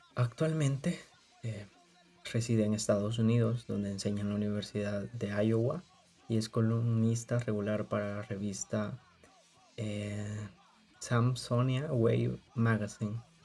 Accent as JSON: {"language": "Spanish", "country": "El Salvador", "said": "somos tan fanáticos como salvadoreños"}